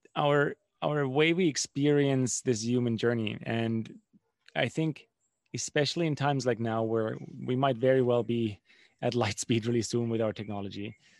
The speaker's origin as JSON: {"language": "English", "country": "Germany", "tie": "born or raised there", "said": "I grew up in Germany"}